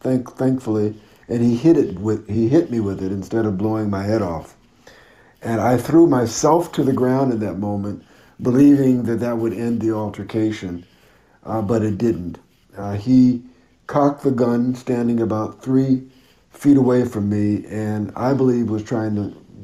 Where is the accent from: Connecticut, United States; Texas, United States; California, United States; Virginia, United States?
Connecticut, United States; moved away as an adult; also born or lived in Los Angeles; I'm from Connecticut originally